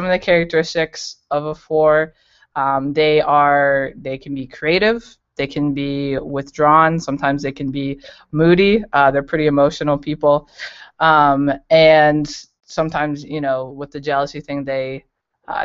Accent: Colorado, United States; moved away as an adult; now in Cincinnati, United States; I am from Colorado, and I moved to Cincinnati about 2 years ago

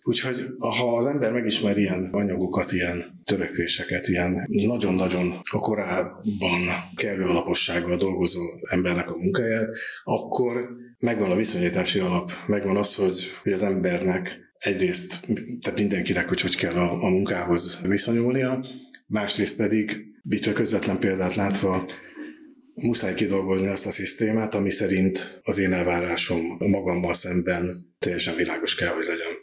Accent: Eger, Heves, Hungary; moved away as an adult; now in Zalaegerszeg, Hungary; egri születésű vagyok

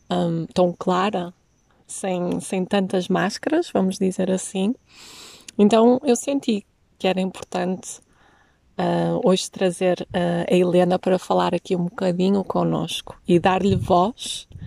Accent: Portugal; porque sendo nós portugueses, não é?

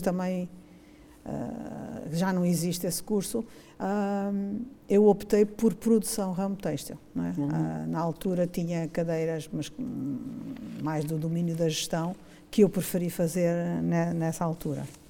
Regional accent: Mozambique; moved away as an adult; now in Braga, Portugal; eu sou, sou de Moçambique, nasci em uhum. Moçambique

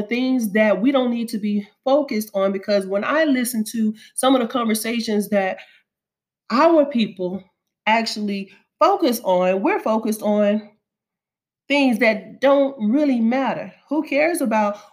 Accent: Alabama, United States; moved away; also born or lived in Kentucky; I'm from Alabama

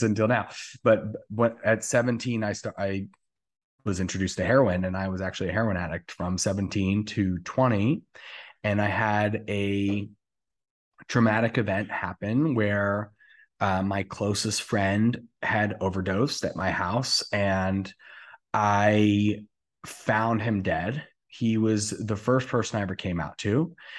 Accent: New Jersey, United States; moved away as an adult; also born or lived in Atlanta; now in West Hollywood, United States; I am originally from New Jersey. I was there my whole life.

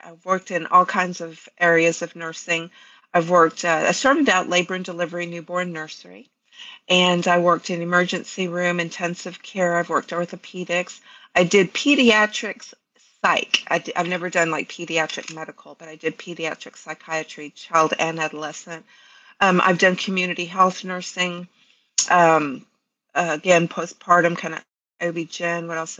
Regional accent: Canal Zone, Panama; moved away as an adult; I was actually born and raised on the Canal Zone, but my mother was Colombian.

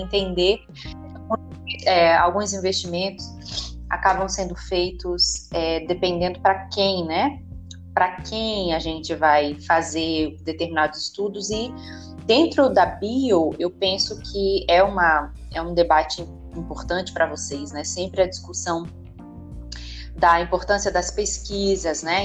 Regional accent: Northeast Region, Brazil; eu sou do Nordeste

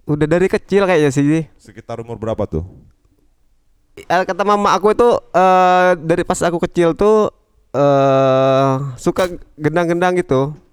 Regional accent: Sungailiat, Bangka Belitung Islands, Indonesia; Ya di Pemali, di Bokor, di, di kampung aku, di oh, hometown Town.

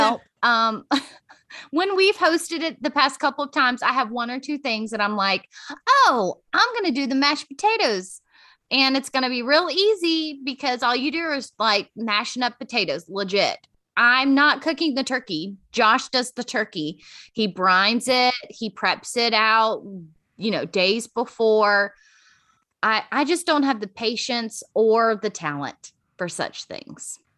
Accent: Virginia, United States; I'm born and raised in Virginia

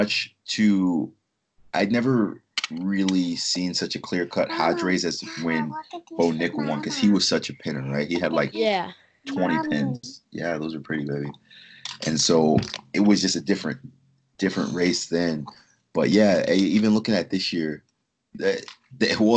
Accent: 20 miles from Philadelphia, New Jersey, United States; moved away as an adult; also born or lived in Lincoln, Nebraska; My hometown's only 20 miles from Philly

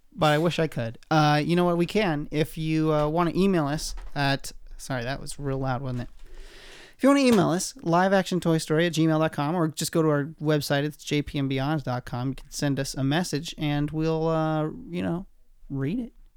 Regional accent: Oregon, United States; moved away; Oregon, my home state

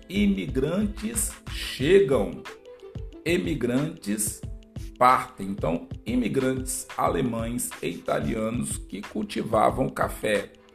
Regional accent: Espírito Santo, Brazil; falar sobre um pouquinho sobre a minha terra

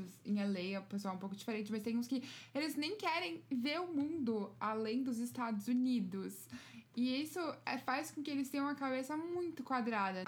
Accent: São Paulo, Brazil; now in United States; eu sou de São Paulo

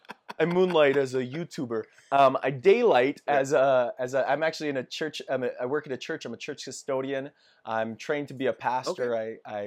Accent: Edmonton, Alberta, Canada; Born and raised in Edmonton. And I love my city

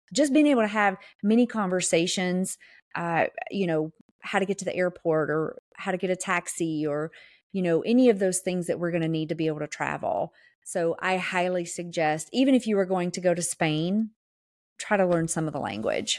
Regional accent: the South, United States; accent: Southern; I'm from the South.

